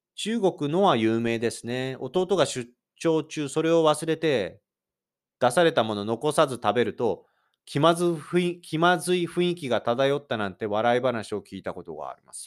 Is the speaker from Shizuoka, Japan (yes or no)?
yes; Shizuoka, Japan; born or raised there; now in Kanto, Japan